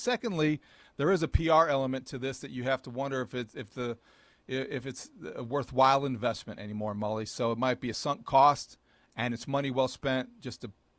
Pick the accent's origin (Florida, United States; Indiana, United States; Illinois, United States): Indiana, United States; I grew up in Indiana, you know, where Memorial Day weekend, IndyCar and Indy 500 is a tradition.